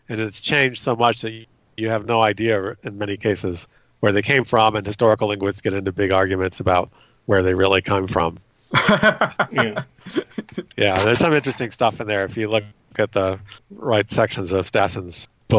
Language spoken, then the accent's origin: English; California, United States; I grew up in California, went to public schools